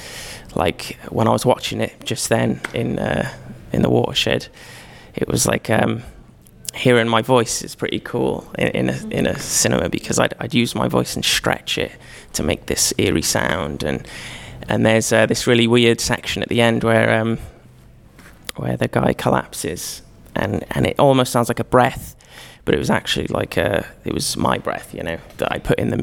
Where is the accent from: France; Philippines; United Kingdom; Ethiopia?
United Kingdom; Cardiff, Wales; I'm from Cardiff